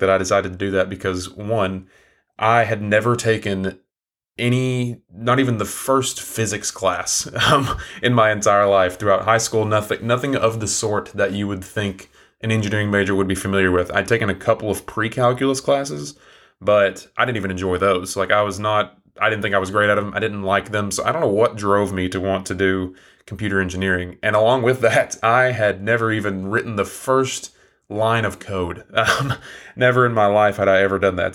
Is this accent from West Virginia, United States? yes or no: no; Englewood, Tennessee, United States; moved away as an adult; now in Chattanooga, United States; Where I'm from, my hometown, is a really small town in East Tennessee.